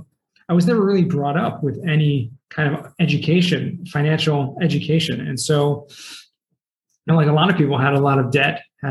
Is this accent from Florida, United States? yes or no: no; Los Angeles, California, United States; also born or lived in Boston, Massachusetts; I was actually born in Massachusetts, in Boston, little suburb outside of Boston, but moved to California, Southern California, when I was 9 years old. And basically, you know, grew up, I feel like, you know, that's what I remember the most growing up in Southern California, in the San Fernando Valley